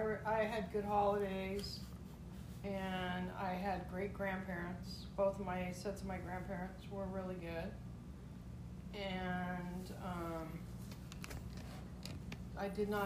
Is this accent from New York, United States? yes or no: no; Burbank, California, United States; born there; Burbank, California.